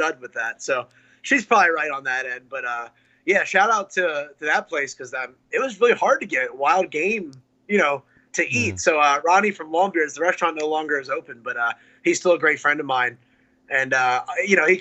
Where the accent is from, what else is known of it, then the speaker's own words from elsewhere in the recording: New Jersey, United States; also born or lived in Myrtle Beach, South Carolina; now in North Carolina, United States; New Jersey, where I'm from, and where I live now in North Carolina.